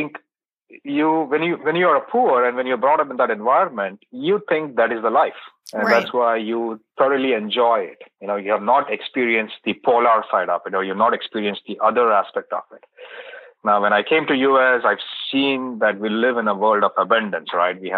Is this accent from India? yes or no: yes; India; moved away; I was born and brought up in India